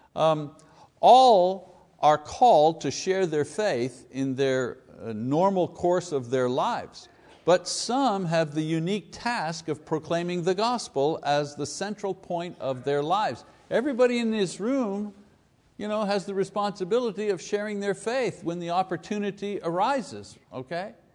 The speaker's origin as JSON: {"language": "English", "town": "Montreal", "region": "Quebec", "country": "Canada", "tie": "born or raised there", "said": "If you're Italian, growing up in Quebec, you're one hundred percent sure that you're gonna be growing up in the Catholic Church."}